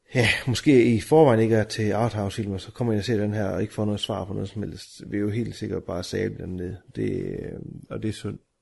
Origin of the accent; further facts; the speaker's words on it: Denmark; vi er danskere